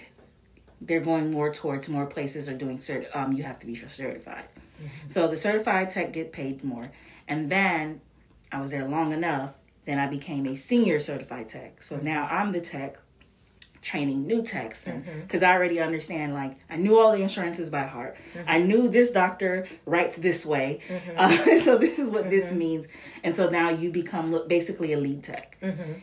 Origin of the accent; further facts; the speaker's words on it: Florida, United States; moved away as an adult; also born or lived in North Carolina; I grew up in Florida